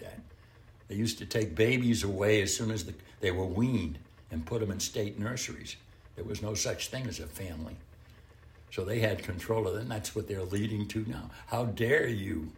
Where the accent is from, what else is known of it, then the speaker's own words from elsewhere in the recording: United States; I'm an American